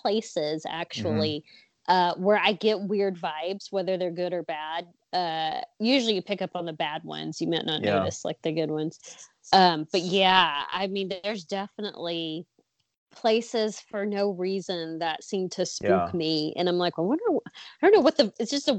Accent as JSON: {"language": "English", "town": "Chattanooga", "region": "Tennessee", "country": "United States", "tie": "born or raised there", "said": "I grew up in Chattanooga close to the Chickamauga battlefield there down in Georgia."}